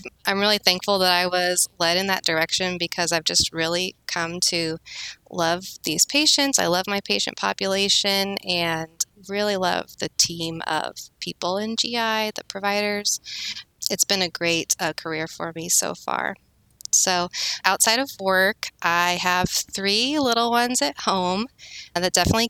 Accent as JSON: {"language": "English", "region": "Arizona", "country": "United States", "also_born_or_lived": "Kansas", "moved": "as an adult", "lives_now": "Kansas City, United States", "said": "I'm originally from Arizona, and I moved to Kansas in college"}